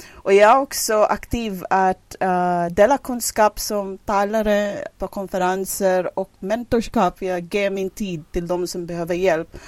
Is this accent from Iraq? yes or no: no; Philippines; first language English and Filipino; Swedish is a second language; moved away as an adult; now in Hudiksvall, Sweden; jag som kom ursprungligen från Filippinerna och flyttade från Värmland till, till Sverige elva år sedan